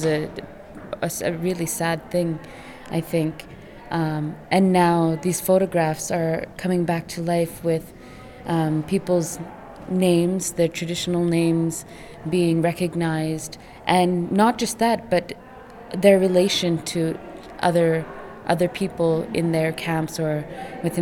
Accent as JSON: {"language": "English", "town": "Rankin Inlet", "region": "Nunavut", "country": "Canada", "also_born_or_lived": "Ottawa", "said": "I am from Rankin Inlet"}